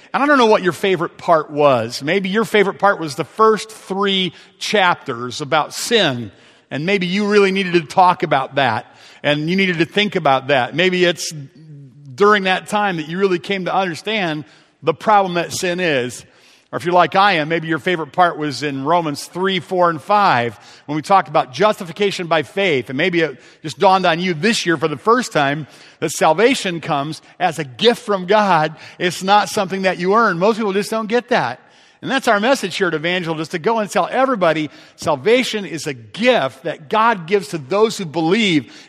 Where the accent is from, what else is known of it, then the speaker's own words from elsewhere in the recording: Ohio, United States; I'm from Ohio